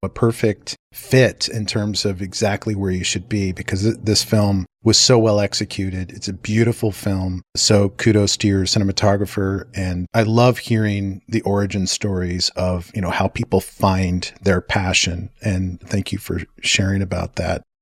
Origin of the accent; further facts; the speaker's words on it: Santa Fe, New Mexico, United States; also born or lived in England; And then growing up in Santa Fe, I mean, you can't get any more artsy than Santa